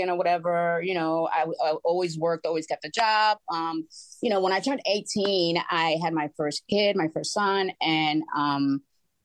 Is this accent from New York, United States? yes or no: yes; New York, United States; moved away; also born or lived in Florida; we moved from Florida to come to New York, which I'm originally from